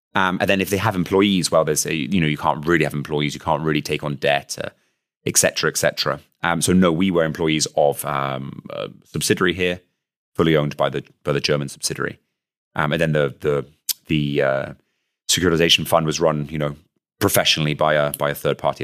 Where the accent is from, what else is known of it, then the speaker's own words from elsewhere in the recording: United Kingdom; accent: British; now in Luxembourg; my accent, which is clearly British